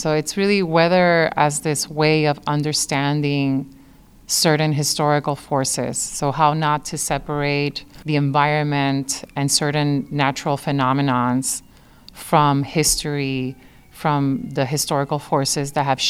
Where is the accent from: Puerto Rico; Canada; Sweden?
Puerto Rico; San Juan; now in Chicago, United States; I was actually born and raised in San Juan, Puerto Rico